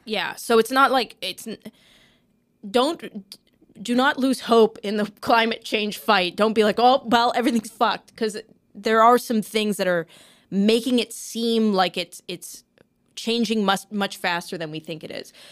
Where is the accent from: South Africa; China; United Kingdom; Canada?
Canada; as a Canadian